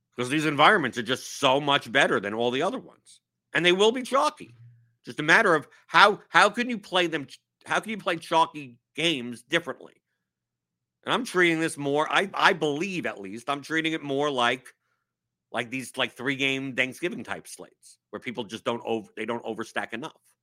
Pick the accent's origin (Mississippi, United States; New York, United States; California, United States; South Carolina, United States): New York, United States; now in Louisville, United States; I'm from New York.